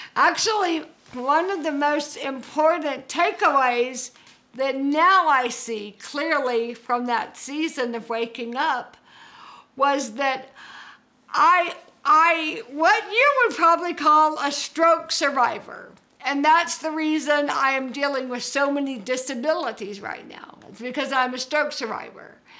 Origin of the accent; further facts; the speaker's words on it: Georgia, United States; moved away as an adult; also born or lived in Birmingham, Alabama / California; I'm from Georgia